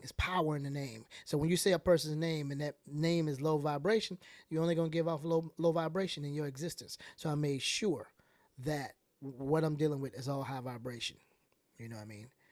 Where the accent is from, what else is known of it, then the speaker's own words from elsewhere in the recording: Atlanta, Georgia, United States; I'm from the South